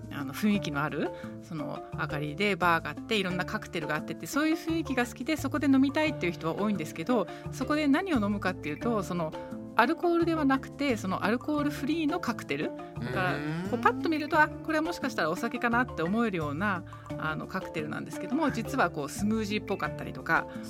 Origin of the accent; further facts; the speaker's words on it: Germany; moved away; ドイツドイツ出身なので